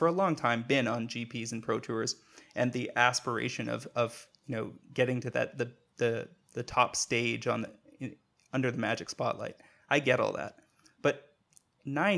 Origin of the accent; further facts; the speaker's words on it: Canada; I'm a Canadian